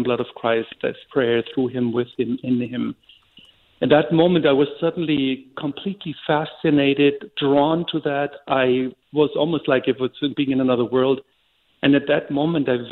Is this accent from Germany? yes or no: yes; Germany; now in Banks, United States; I was born and raised in Germany.